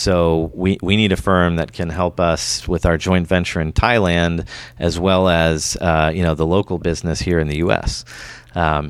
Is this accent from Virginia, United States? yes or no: no; Silicon Valley, California, United States; moved away as an adult; also born or lived in Europe; I'm from the Silicon Valley originally